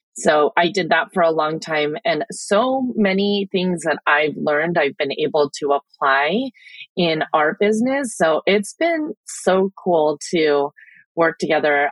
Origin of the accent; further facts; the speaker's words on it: Chula Vista, California, United States; also born or lived in Philippines; I'm like diehard Chula Vista